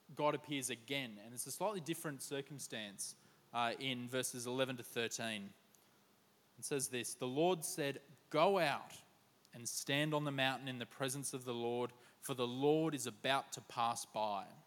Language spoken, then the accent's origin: English; Queensland, Australia; now in Sydney, Australia; As a Queenslander